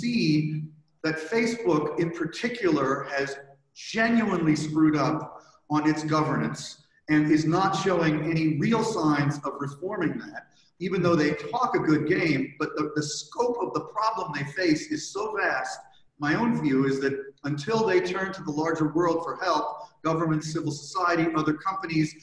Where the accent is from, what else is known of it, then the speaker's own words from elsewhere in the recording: United States; as an American, as a citizen of the country that elected Trump